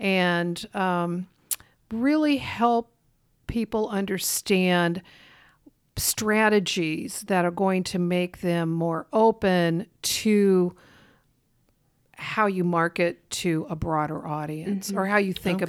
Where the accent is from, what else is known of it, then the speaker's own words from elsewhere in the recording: Lincoln, Nebraska, United States; I grew up in Lincoln, and there was always the Nebraska Repertory Theater and the Lincoln Community Playhouse